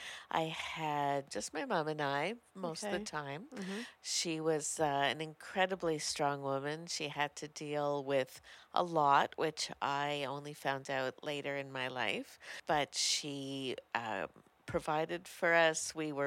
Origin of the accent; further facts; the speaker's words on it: Montreal, Quebec, Canada; moved away; it all started 58 years ago. Okay. I was born in Montreal and raised in a fairly blue-collar neighborhood.